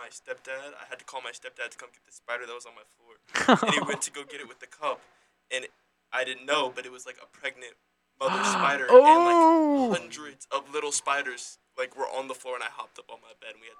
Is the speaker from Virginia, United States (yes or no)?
yes; Virginia, United States; Easier than saying, like, oh, I'm from Loudoun County.